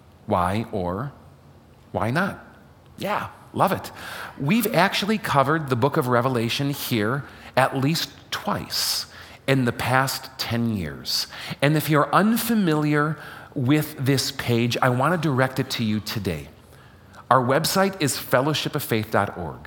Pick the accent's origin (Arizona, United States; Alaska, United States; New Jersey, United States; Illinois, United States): Illinois, United States; Chicago; moved away; I am from Chicago, even though I don't live in Chicago now.